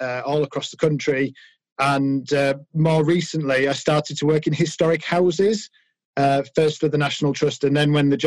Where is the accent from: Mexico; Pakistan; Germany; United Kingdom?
United Kingdom; York, Yorkshire and the Humber; I grew up in York, which is the capital of Yorkshire